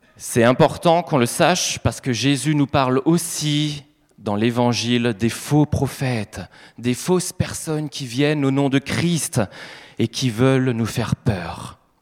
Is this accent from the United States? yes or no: no; Grand Est, France; en tant qu'Alsacien